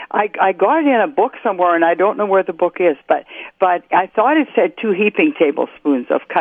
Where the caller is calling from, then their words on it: Morris, Minnesota, United States; I'm from Morris.